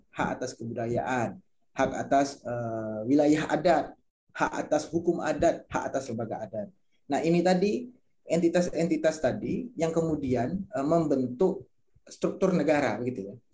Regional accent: Tebo, Jambi, Indonesia; saya asli dari Talang Mama Simarentihan. Itu satu komunitas masyarakat adat yang ada di Tebo, Jambi, Provinsi Jambi.

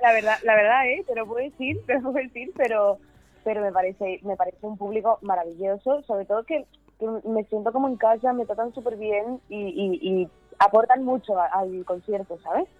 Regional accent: San Cristóbal de La Laguna, Canary Islands, Spain; moved away; yo tocaba en, en La Laguna, en mi tierra natal

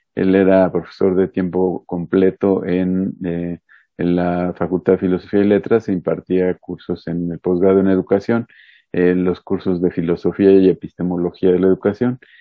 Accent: Puebla, Mexico; soy poblano, me gusta decir el mal chiste de que soy poblano pero no ejerzo, eh, porque pues los poblanos tenemos cierta fama a nivel nacional, no muy buena en algunas cosas, este, nací en Puebla

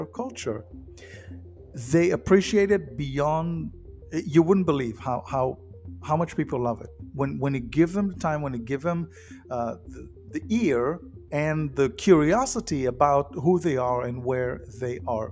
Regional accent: United States; because I'm an American, my culture in America

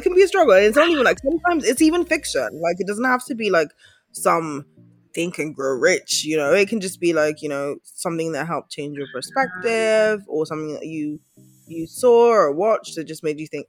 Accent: Nigeria; I've learned a lot on Blackish because I'm Nigerian.

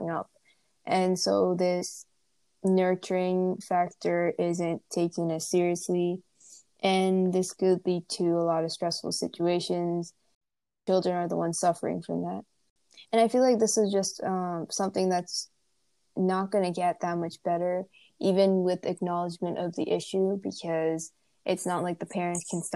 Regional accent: India; Growing up in India

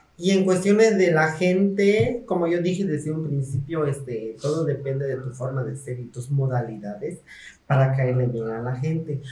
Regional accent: Mexico; como ciudadanas mexicanas que somos

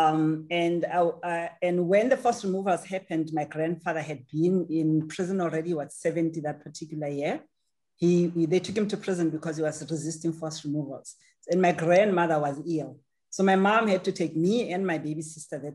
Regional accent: Soweto, Gauteng, South Africa; also born or lived in Durban, South Africa; I was born and raised in Soweto

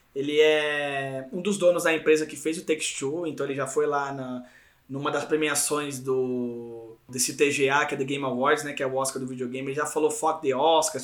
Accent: São Paulo, Brazil; de vários lugares de São Paulo aqui, que nós somos paulistas

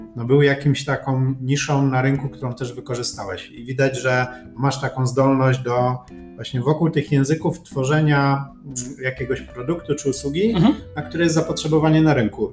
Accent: Poland; jestem z Polski

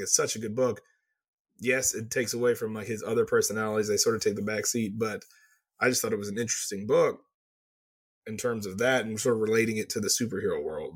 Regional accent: Texas, United States; I'm from Texas. That's how I say it.

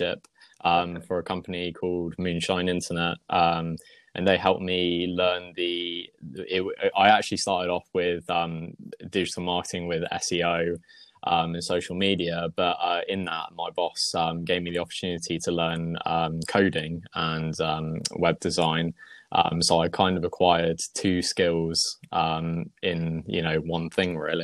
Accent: Wiltshire, South West England, United Kingdom; moved away as an adult; now in Wootton Bridge, United Kingdom; I was originally from Wiltshire area. So Salisbury is probably the one that people know most.

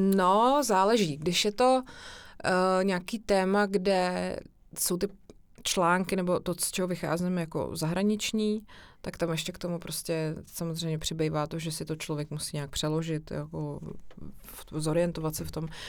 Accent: Czechia; moved away; also born or lived in Prague; vyrůstala jsem vlastně hodně na chalupě v Pošumaví a u babičky na vesnici

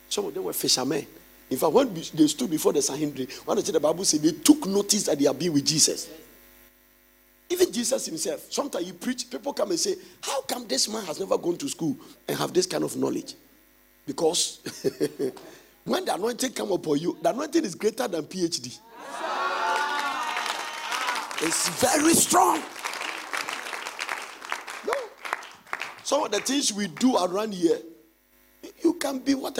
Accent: Ghana; as a Ghanaian

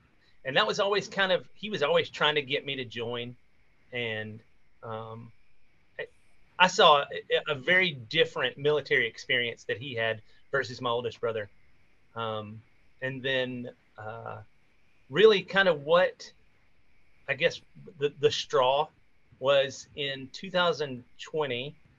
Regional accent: Tennessee, United States; I'm from Tennessee.

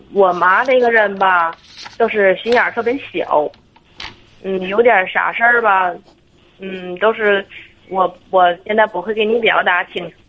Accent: Tangshan, Hebei, China; 我是他山本地的

